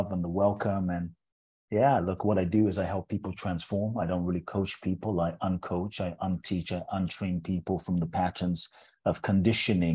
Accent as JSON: {"language": "English", "region": "London", "country": "United Kingdom", "tie": "born or raised there", "also_born_or_lived": "Ghana", "moved": "yes", "lives_now": "United States", "said": "I was born in Ghana, West Africa. My father's from Ghana. My mother's Japanese. I grew up in London. So I'm from everywhere and nowhere. Now I live in the US"}